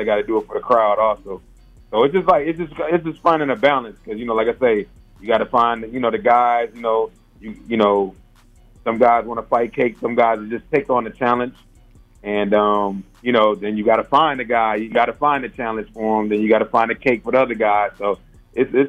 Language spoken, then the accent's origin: English; Ohio, United States; moved away as an adult; now in Atlanta, United States; I'm from Ohio